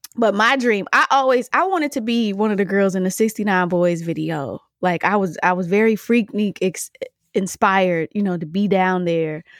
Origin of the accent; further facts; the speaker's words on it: Michigan, United States; now in DMV area (Washington, D.C. metro), United States; I'm from Michigan